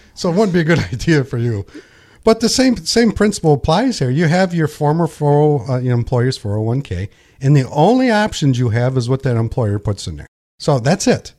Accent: Pinconning, Michigan, United States; also born or lived in Linwood, Michigan; I was born and raised here in Pin Ka Ning

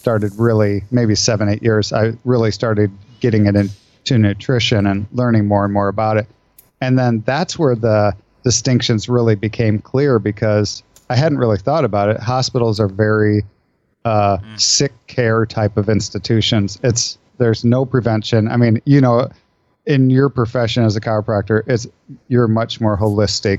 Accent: Iowa, United States; I grew up in Iowa in the Midwest

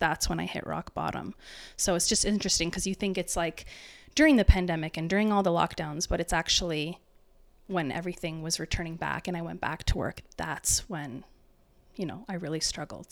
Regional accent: Waterloo Region, Ontario, Canada; I'm from the Waterloo region

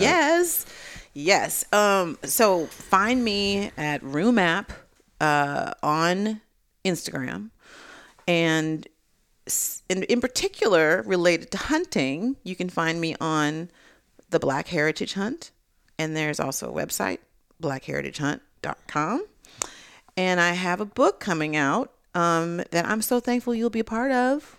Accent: California, United States; I'm from California

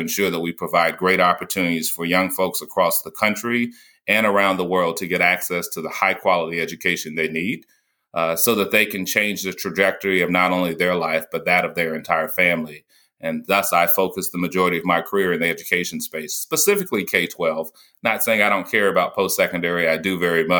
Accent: North Carolina, United States; growing up in North Carolina, post-segregation

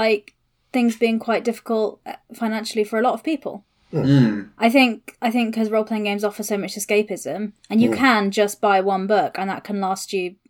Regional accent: United Kingdom; I'm British.

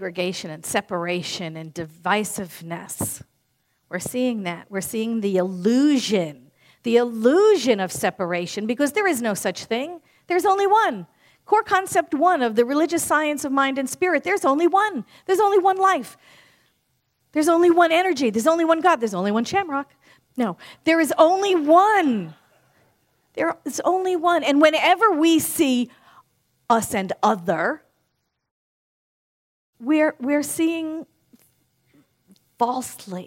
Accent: New York, United States; born and raised in New York like I was

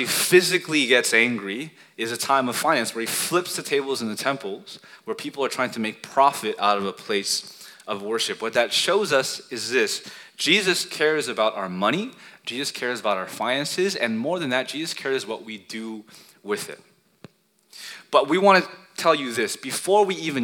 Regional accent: United States; We're Asian American

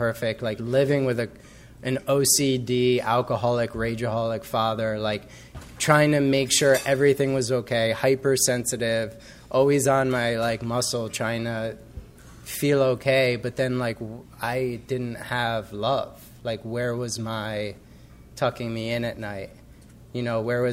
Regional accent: Cold Spring Harbor, New York, United States; I grew up in Long Island in a town called Cold Spring Harbor

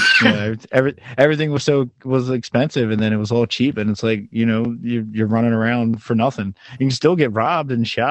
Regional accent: Baltimore, Maryland, United States; accent: Baltimore; my Baltimore accent

